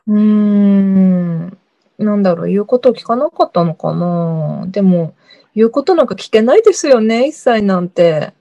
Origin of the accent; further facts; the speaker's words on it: Japan; also born or lived in South Korea; 韓国生まれ、日本育ち、バタバタしてきた韓国人